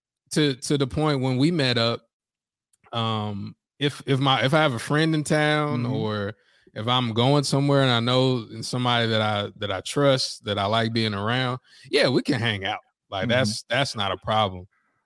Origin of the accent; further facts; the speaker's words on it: the South, United States; And I'm from the South, so I'm used to it.